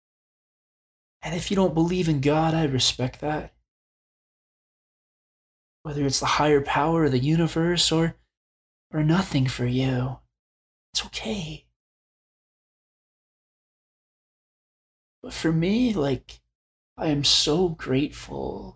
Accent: Arizona, United States; I grew up in Arizona and still live there

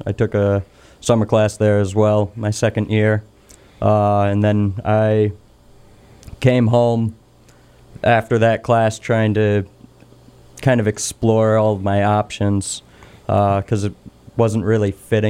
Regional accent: Richmond, Massachusetts, United States; also born or lived in Ithaca, New York / Pittsfield; I grew up in Berkshire County. I've been here my whole life, besides 2 years when I was in college in Ithaca, New York. But I'm in the same house that I grew up in now.

